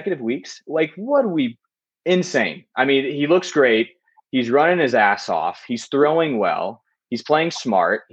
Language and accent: English; Nashville, Tennessee, United States; I'm from Nashville